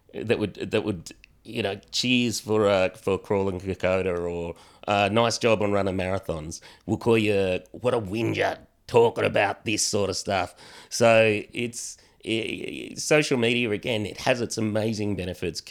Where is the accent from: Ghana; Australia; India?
Australia; as young Aussie blokes